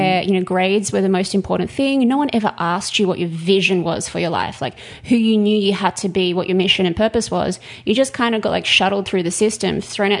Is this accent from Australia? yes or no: yes; Perth, Western Australia, Australia; moved away as an adult; also born or lived in Sydney, Australia / Melbourne, Australia; now in Los Angeles, United States; I grew up in Perth in Western Australia